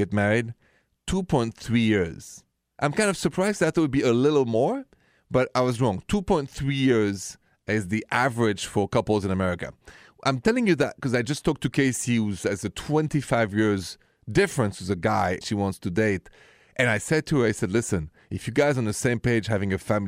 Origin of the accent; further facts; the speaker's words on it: Paris, Île-de-France, France; accent: thick French accent from Paris; English is a second language; moved away as an adult; I was raised in France